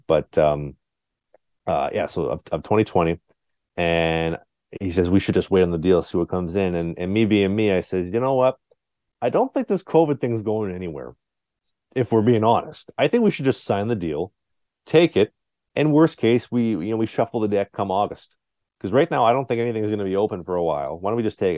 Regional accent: Winnipeg, Manitoba, Canada; I'm born and raised in Winnipeg, uh, whole life

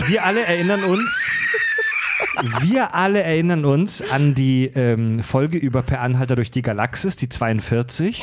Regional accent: Kieselbronn, Baden-Württemberg, Germany; also born or lived in Mühlacker; ich bin gebürtig Schwabe, geboren in Mühlacker, das ist Württemberg, aufgewachsen in Baden, in Kieselbronn

